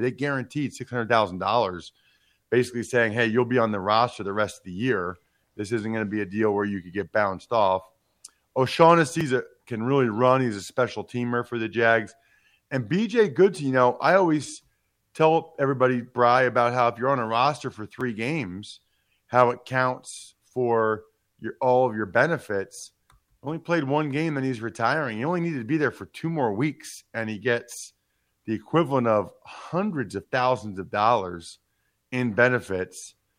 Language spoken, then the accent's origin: English; outside of Philadelphia, Pennsylvania, United States; I grew up outside of Philadelphia